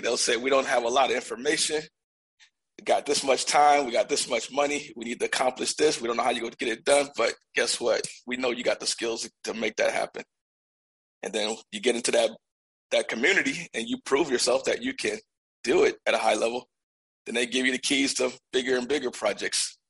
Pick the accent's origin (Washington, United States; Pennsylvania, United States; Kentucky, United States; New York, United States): New York, United States; Buffalo; moved away as an adult; also born or lived in Georgia; I was born in Georgia, but I was raised in Buffalo from the time I was 5 to the time I turned 18